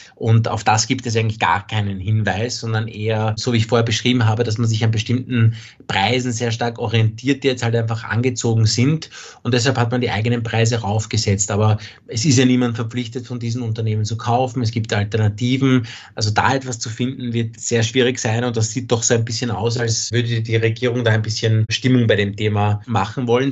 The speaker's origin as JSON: {"language": "German", "country": "Austria", "said": "hier bei uns in Österreich"}